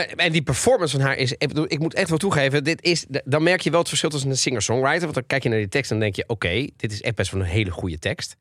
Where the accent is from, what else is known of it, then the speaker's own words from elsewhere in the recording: Italy; ben Italiaans